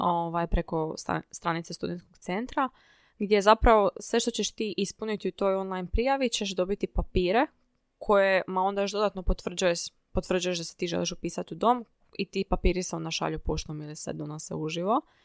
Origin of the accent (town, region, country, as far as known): Zadar, Zadar County, Croatia; born or raised there; moved away as an adult; now in Zagreb, Croatia